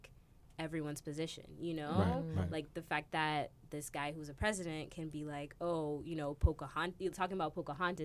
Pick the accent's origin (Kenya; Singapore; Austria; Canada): Kenya; moved away; I'm from Kenya originally